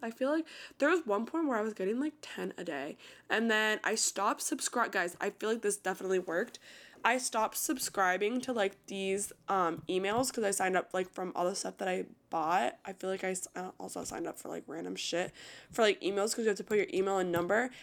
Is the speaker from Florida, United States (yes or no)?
yes; Florida, United States; born or raised there